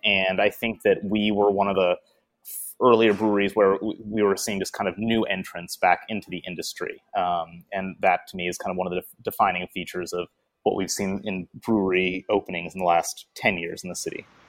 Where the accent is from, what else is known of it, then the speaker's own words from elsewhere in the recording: Detroit, Michigan, United States; moved away as an adult; now in Portland, United States; I am from Detroit, yeah. Uh, but I, I have not lived in Michigan for about, oh, 20 years now. Uh, I moved to Portland